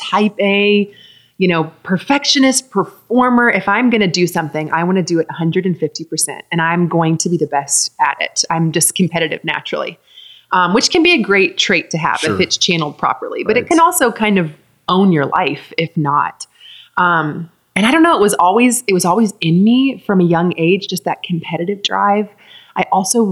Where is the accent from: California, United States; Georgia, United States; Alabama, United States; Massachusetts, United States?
Georgia, United States; Atlanta; I grew up in Atlanta, just right outside of Atlanta, Georgia